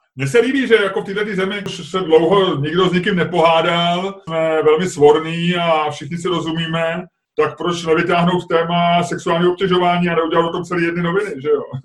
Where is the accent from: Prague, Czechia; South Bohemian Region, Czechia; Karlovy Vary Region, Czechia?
Prague, Czechia; já jsem z Holešovice